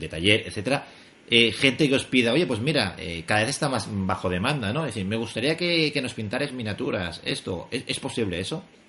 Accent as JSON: {"language": "Spanish", "town": "Barcelona", "region": "Catalonia", "country": "Spain", "said": "los dos somos de Barcelona"}